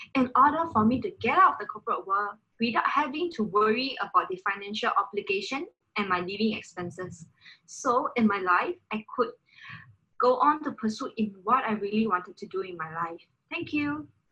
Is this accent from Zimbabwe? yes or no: no; Singapore; I'm from Singapore.